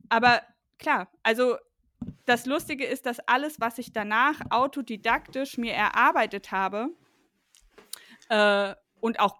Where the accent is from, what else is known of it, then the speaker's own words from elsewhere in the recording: East Germany, Germany; also ich komme ja aus ähm, aus dem Osten Deutschlands